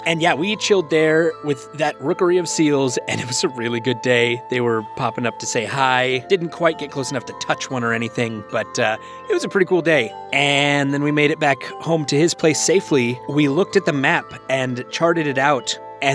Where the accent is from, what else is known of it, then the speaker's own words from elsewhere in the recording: Washington, United States; So I grew up on the west coast of America. I grew up in Washington State.